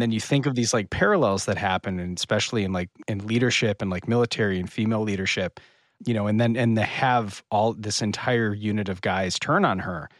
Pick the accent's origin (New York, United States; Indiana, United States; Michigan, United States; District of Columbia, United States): Michigan, United States; Northern; I'm from Northern Michigan.